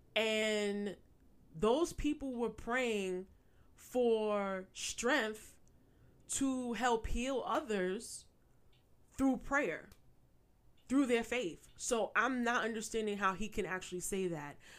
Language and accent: English; New York, United States; I'm a native New Yorker, born and raised. I still reside in New York.